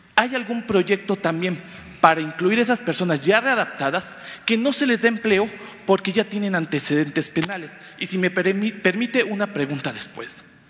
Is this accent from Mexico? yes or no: yes; Campeche, Mexico; Yo vengo de Campeche